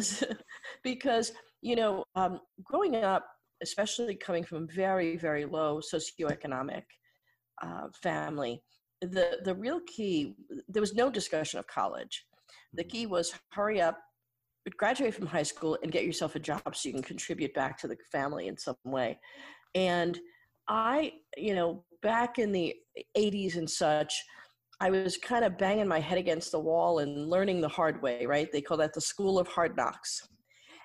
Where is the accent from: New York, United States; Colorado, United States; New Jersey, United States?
New York, United States; New York City; I was actually born and raised in the Bronx in New York City